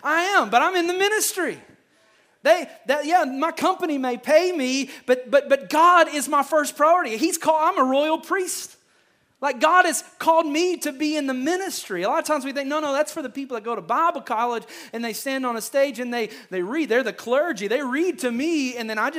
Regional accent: Kentucky, United States; I am from Kentucky

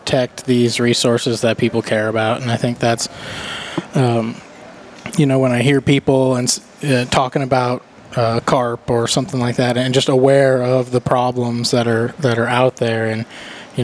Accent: Iowa, United States; moved away as an adult; also born or lived in Florida; now in Tennessee, United States; I kind of got my start really in Iowa. I'm from Iowa.

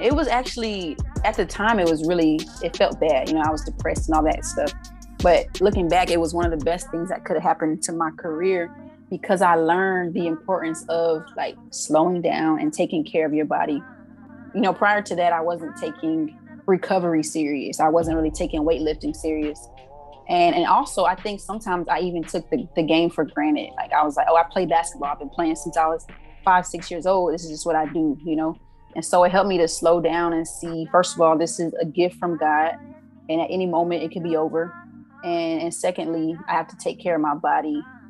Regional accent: Arizona, United States; I didn't know what FAMU was prior to growing up in Arizona.

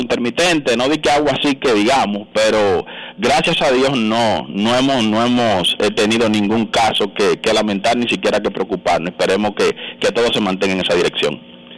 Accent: Dominican Republic; nosotros como dominicanos

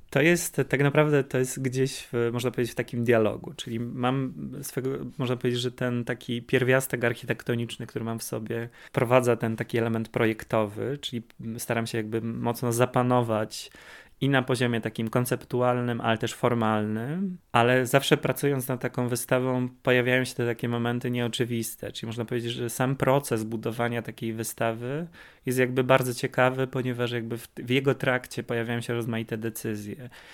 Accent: Kraków, Lesser Poland, Poland; Jesteśmy z Krakowa, połączył nas Wydział Malarstwa na Akademii w Krakowie

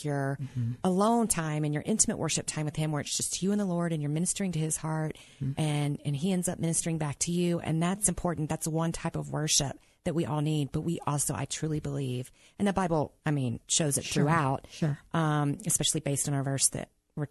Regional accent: the South, United States; growing up in the South

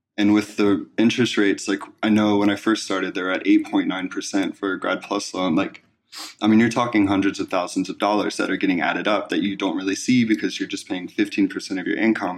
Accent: East Coast, United States; moved away; I'm originally from the East Coast

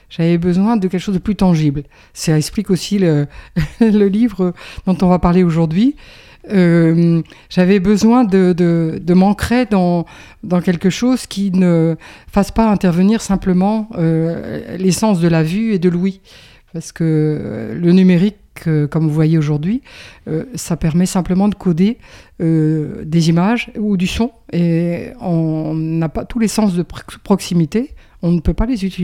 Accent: Roubaix, Hauts-de-France, France; born there; je suis né à Roubaix. Et, puis, ma foi, j'ai pas mal bougé en France, un petit peu à l'étranger.

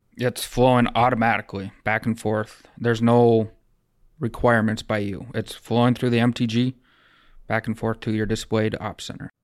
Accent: Rosholt, South Dakota, United States; also born or lived in Wahpeton, North Dakota / Webster, South Dakota; now in Breckenridge, United States; I grew up in Rossell, South Dakota, so just south of here compared to Breck

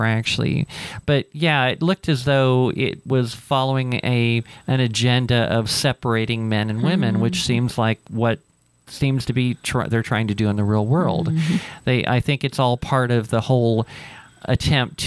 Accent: Ohio, United States; now in Albuquerque, United States; I'm from Ohio

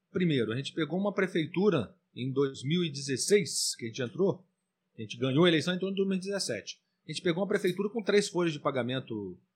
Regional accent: Minas Gerais, Brazil; Somos mineiros, temos

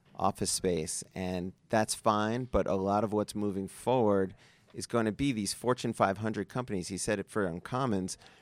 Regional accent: New York City, New York, United States; now in Las Vegas, United States; I'm from Brooklyn

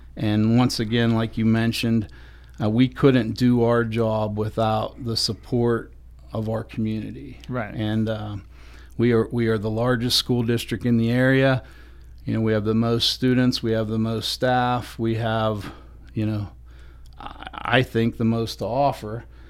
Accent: DuBois, Pennsylvania, United States; came back and was fortunate enough to be hired in my hometown

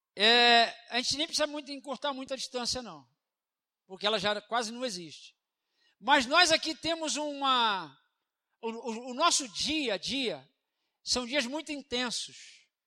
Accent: Brazil; nós somos brasileiros

